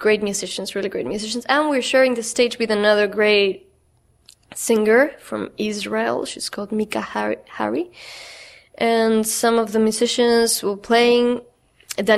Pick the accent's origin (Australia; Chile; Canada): Chile; English is a second language; moved away as an adult; now in Brooklyn, United States